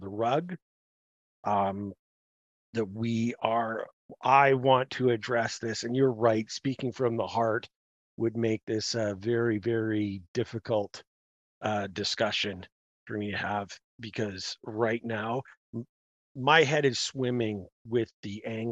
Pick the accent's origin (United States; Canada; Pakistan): Canada; as a Canadian